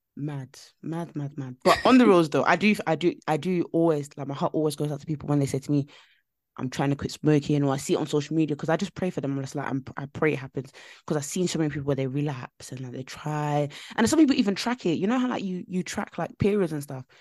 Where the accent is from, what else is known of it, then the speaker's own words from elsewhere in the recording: London, United Kingdom; I grew up in East London, like, and when I say I grew up in East London, it was very, very rough